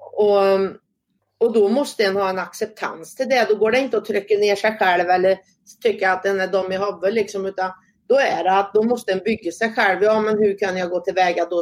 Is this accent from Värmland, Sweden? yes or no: yes; Säffle, Värmland, Sweden; also born or lived in Karlstad; jag är född och uppvuxen i Säffle kommun, bott större delen av min uppväxt ute på Värmlandsnäs